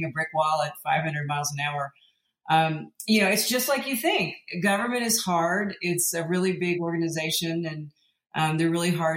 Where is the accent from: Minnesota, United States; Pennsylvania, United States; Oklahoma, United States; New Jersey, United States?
Oklahoma, United States; moved away; also born or lived in Colorado; I grew up in Oklahoma